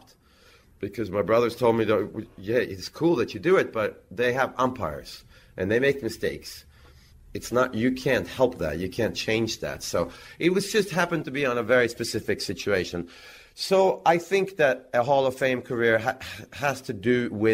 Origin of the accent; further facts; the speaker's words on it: Växjö, Kronoberg County, Sweden; in Växjö, in my hometown.